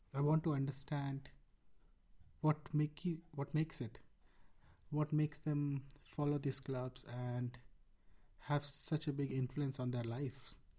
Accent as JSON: {"language": "English", "town": "Rourkela", "region": "Odisha", "country": "India", "tie": "born or raised there", "said": "I was born in Rourkela, India, and grew up in a cricket loving family."}